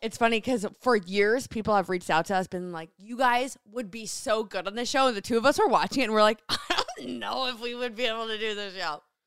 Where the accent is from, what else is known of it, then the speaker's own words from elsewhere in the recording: New Jersey, United States; moved away as an adult; now in Seattle, United States; born and raised in New Jersey, went to Rutgers University